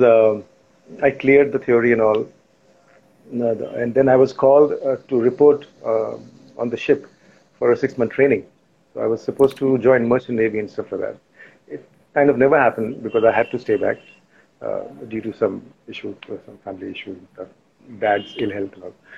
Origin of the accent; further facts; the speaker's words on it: Lusaka, Lusaka Province, Zambia; moved away; also born or lived in Lucknow, India / Mumbai, India; we were in the capital Lusaka. That's where I grew up, did most of my schooling in.